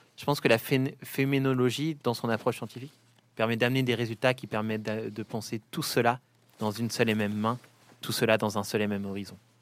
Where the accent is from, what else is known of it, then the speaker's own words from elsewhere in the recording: Saint-Étienne, Auvergne-Rhône-Alpes, France; je suis stéphanois, petit-fils de mineur moi-même